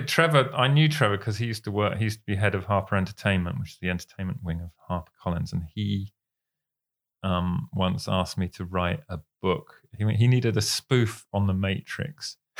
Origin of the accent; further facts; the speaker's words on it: United Kingdom; we're British